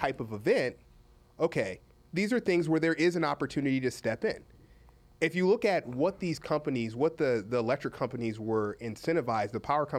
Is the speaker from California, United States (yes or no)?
no; Houston, Texas, United States; moved away as an adult; also born or lived in Boston / Michigan / West Point; I went from Houston to West Point